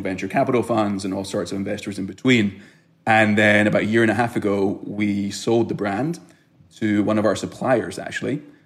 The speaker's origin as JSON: {"language": "English", "town": "Glasgow", "region": "Scotland", "country": "United Kingdom", "tie": "born or raised there", "also_born_or_lived": "Israel", "moved": "as an adult", "lives_now": "United States", "said": "I was born in Israel grew up in Glasgow, Scotland"}